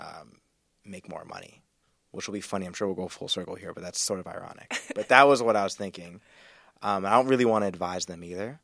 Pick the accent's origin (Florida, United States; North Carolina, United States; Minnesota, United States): North Carolina, United States; moved away as an adult; also born or lived in Wisconsin / Washington, D.C. / Vermont / Seattle; grew up in North Carolina